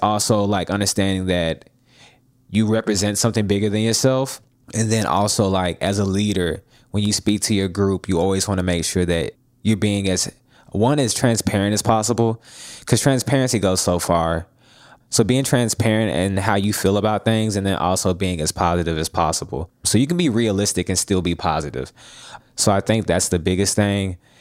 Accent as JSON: {"language": "English", "town": "Jackson", "region": "Tennessee", "country": "United States", "moved": "yes", "lives_now": "Nashville, United States", "said": "I'm from Jackson, Tennessee"}